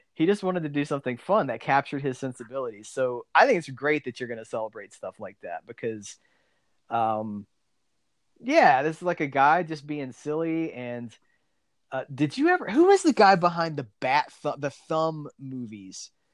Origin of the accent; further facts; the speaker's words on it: South Alabama, United States; also born or lived in Pensacola, Florida; I, I, grew up like South Alabama